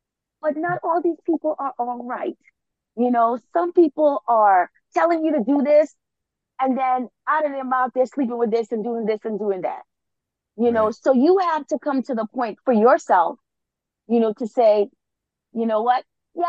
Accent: Trinidad & Tobago; moved away; I was sent to Catholic school home in Trinidad.

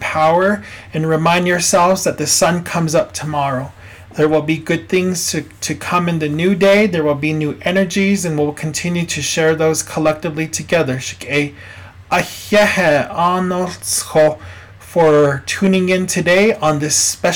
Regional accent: Twin Lakes, New Mexico, United States; I come from Twin Lakes, New Mexico, which is north of Gallup, near Tohatchee, born and raised there.

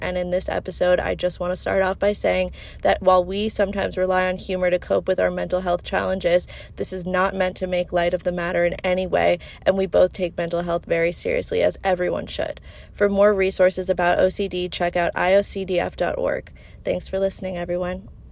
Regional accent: suburbs of New York, United States; now in Los Angeles, United States; I'm from New York, but I grew up in like the suburbs of New York

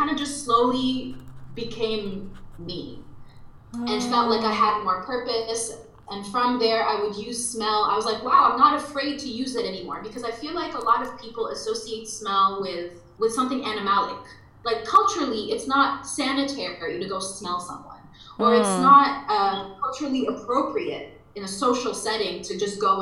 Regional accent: Dubai, United Arab Emirates; moved away; I'm half Lebanese, half Egyptian, and I grew up in Dubai

